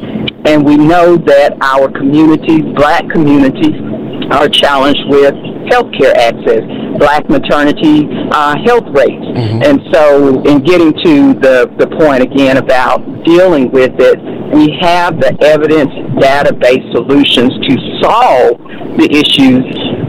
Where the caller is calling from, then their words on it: Fulton, Arkansas, United States; I'm calling from Fulton in Hempstead County